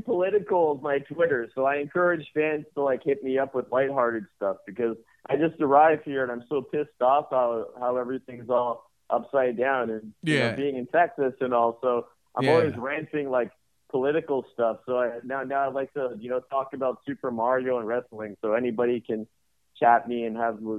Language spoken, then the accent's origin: English; Canada; Myself being from Canadian, and then being just a Canadian company that acquired